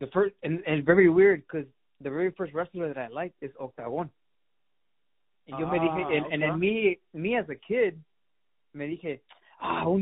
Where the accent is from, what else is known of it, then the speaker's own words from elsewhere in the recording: Chicago, Illinois, United States; also born or lived in Mexico City, Mexico; I was born in Chicago, moved in Mexico City, and then I moved back when I was six